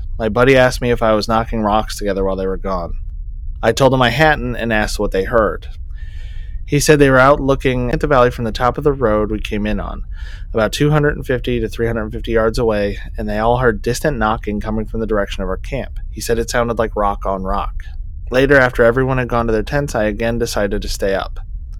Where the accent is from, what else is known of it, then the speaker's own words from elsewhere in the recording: Montana, United States; Now, I'm from Montana and have spent many a night camped alone in far more rugged mountains than I was in now